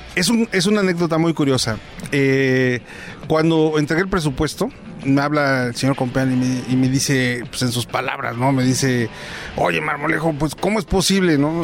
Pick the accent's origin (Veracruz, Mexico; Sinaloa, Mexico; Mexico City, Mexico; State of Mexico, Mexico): State of Mexico, Mexico; San Juan Teotihuacán; Soy de San Juan Teotihuacán.